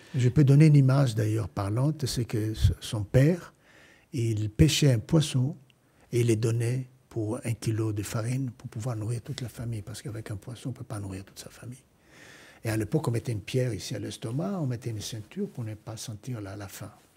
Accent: Cairo, Cairo Governorate, Egypt; moved away as an adult; now in France; je suis né au Caire

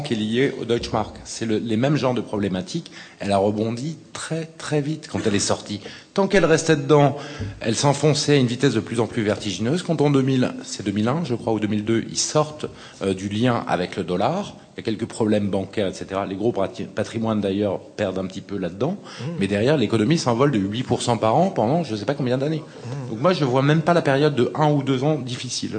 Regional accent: France

